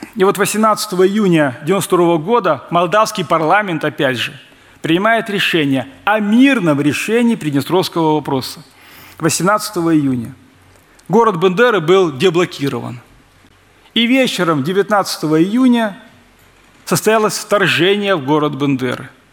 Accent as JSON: {"language": "Russian", "region": "Transnistria", "country": "Moldova"}